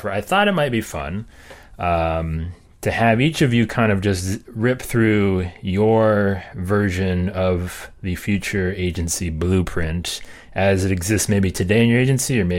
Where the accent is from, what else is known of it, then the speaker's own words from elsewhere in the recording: Cleveland, Ohio, United States; I'm Polish from Cleveland, so that's pretty exotic.